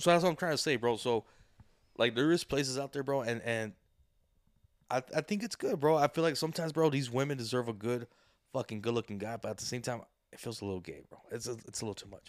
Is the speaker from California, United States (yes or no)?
yes; Santa Ana, California, United States; I was born in Santa Ana.